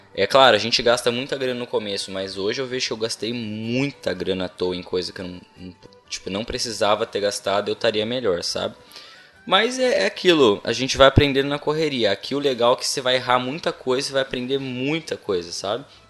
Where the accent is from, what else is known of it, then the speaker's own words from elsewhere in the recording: Brazil; moved away as an adult; now in Ireland; Primeira vez que eu saí do Brasil